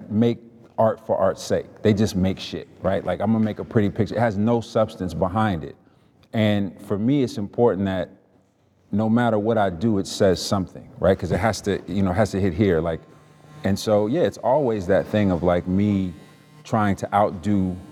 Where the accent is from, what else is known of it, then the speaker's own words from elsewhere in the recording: Chicago, Illinois, United States; I grew up in Chicago